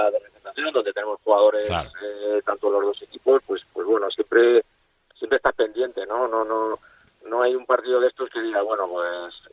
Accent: Valencian Community, Spain; Eh, como tú has dicho, yo soy valenciano, yo me he a la cantera y para mí era un sueño poder hacer goles en Mestalla

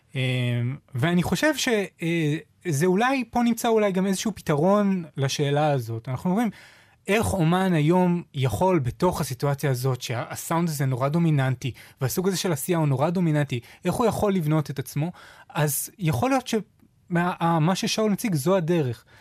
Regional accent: Israel

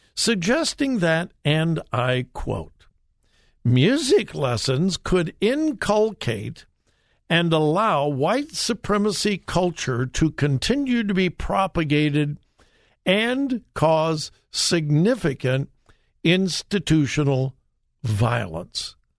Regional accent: Southern California, United States; growing up in Southern California

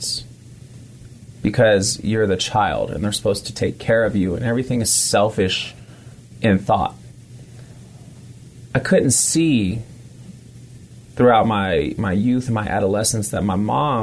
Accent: San Francisco, California, United States; also born or lived in Bay Area, California; I was extremely young growing up in San Francisco before I kind of relocated around California in the Bay Area

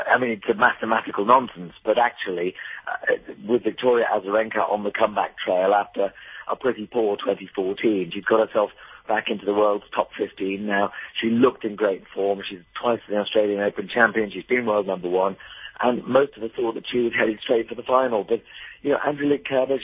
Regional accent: United Kingdom; as a Brit

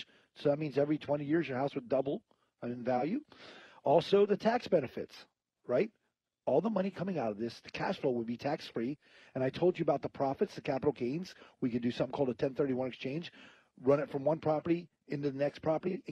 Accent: Northeast, United States; now in San Antonio, United States; I'm from Northeast, so it comes out once in a while, the Joe Pesci

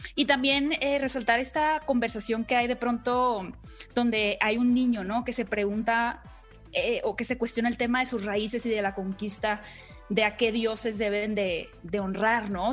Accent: Sonora, Mexico; el estado de Sonora, de donde soy yo

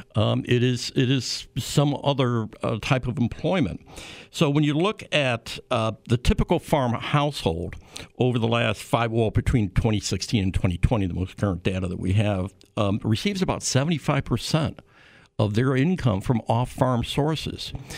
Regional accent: Illinois, United States; I'm from Illinois

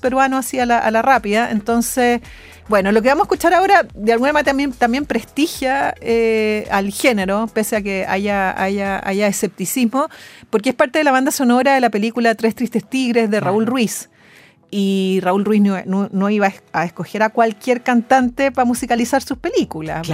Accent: Chile; cómo somos los chilenos

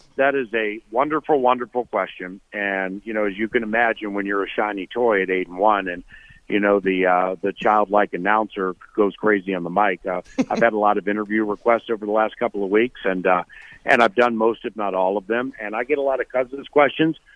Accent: Washington, District of Columbia, United States; moved away as an adult; now in Minnesota, United States; I'm from Washington D.C. I moved here full time in '98.

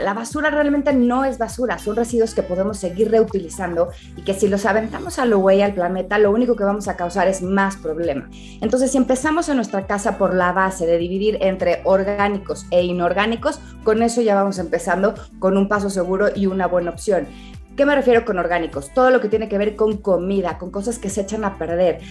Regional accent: Mexico; los mexicanos somos muy dados a comer con los ojos

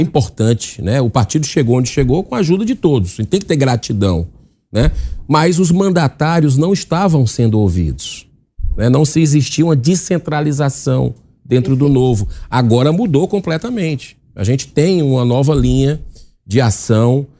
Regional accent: Ceará, Brazil; eu vou falar pelo Ceará, que é a minha terra

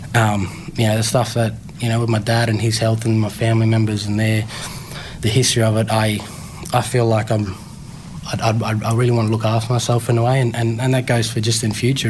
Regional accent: Tiwi Islands, Northern Territory, Australia; moved away; also born or lived in Darwin / Melbourne; growing up on the Tiwi Islands

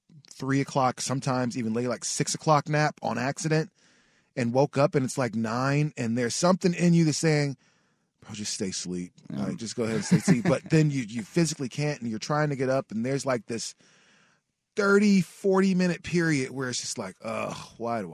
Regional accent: Portland, Oregon, United States; I grew up near Peninsula Park. I grew up on near Albina and like what was Portland Boulevard.

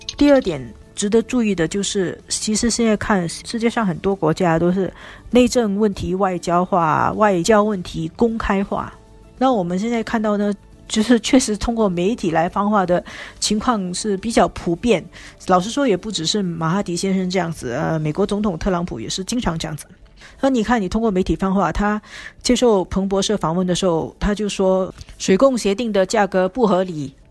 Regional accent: Singapore; 我们新加坡人

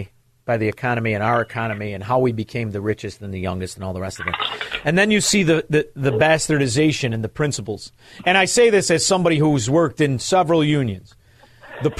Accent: Chicago, Illinois, United States; I'm from Chicago

